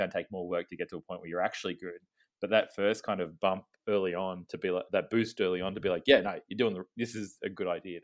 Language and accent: English; Ballarat, Victoria, Australia; also born or lived in Melbourne; we're two comedians from Ballarat